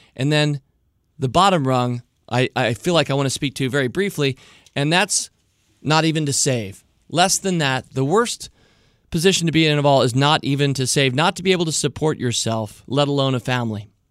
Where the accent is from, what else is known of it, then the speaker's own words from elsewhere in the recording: Washington, District of Columbia, United States; I'm born and raised right here in the nation's capital, Washington, D C